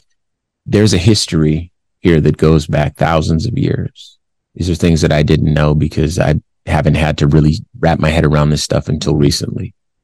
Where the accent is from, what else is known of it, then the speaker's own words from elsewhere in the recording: Compton, California, United States; I'm from Compton, California.